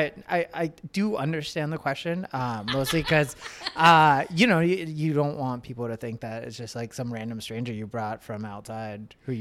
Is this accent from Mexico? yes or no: yes; Nogales, Sonora, Mexico; born there; I was born so close to the border that it almost didn't make sense for me to be born in Mexico. I was born in Nogales.